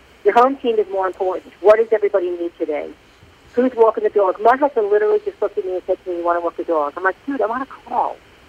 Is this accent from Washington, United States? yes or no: no; New York, United States; now in Atlanta, United States; I'm from New York, but I live in Atlanta.